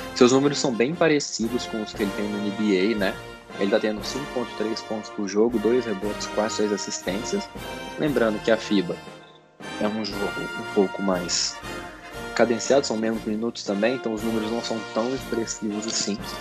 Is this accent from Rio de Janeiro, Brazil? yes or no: no; Minas Gerais, Brazil; a gente está em Belo Horizonte, eu e o Bernardo, a gente, nós somos mineiros